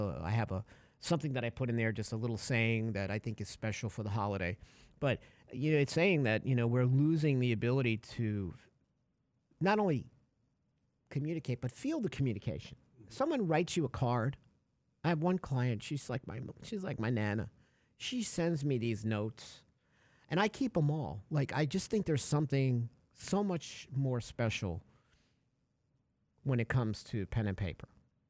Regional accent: Connecticut, United States; Hi, I'm from Connecticut. Call me. I did that once.

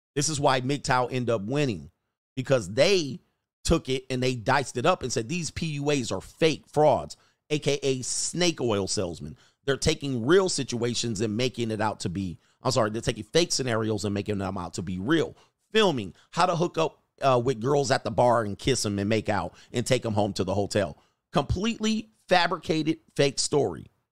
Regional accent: Los Angeles, California, United States; I'm from the San Fernando Valley

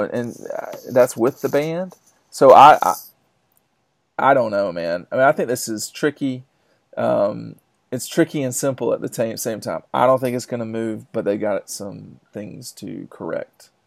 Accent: DeKalb County, Georgia, United States; I grew up in DeKalb County

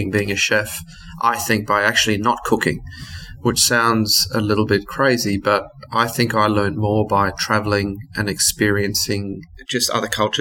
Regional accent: Brisbane, Queensland, Australia; also born or lived in South Africa; now in Sydney, Australia; I grew up in South Africa and my parents emigrated to Australia, and I grew up in Brisbane.

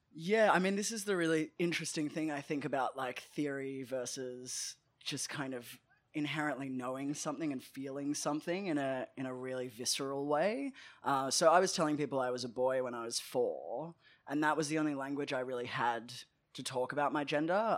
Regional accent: Melbourne, Victoria, Australia; I grew up in, uh, Nam in Melbourne, and I grew up in Caulfield

